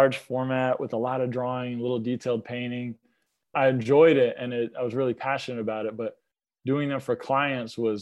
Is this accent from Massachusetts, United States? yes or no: no; Lilburn, Georgia, United States; also born or lived in New York; I grew up in Lilburn, Georgia, went to high school up there